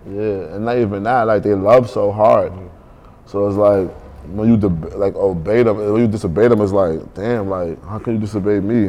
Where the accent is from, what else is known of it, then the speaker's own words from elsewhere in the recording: New York City, New York, United States; Growing up in Brooklyn, bro, that shit taught me a lot.